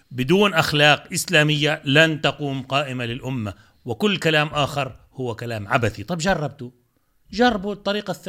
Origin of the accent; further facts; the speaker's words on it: Palestine; أنا {S0} مسلم أه عربي فأنا فلسطيني آه، جزء لا يتجزأ من هذا الشعب هذا شعبي وهذه لغتي وأحمد الله سبحانه وتعالى أني ولدت, ولدت في بيت عربي فلسطيني